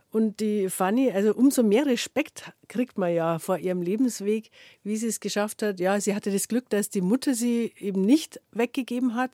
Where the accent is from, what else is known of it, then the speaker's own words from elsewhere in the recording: Bavaria, Germany; Da gibt es in meiner Heimat zum Beispiel den kleinen Wallfahrtsort Maria Brunn.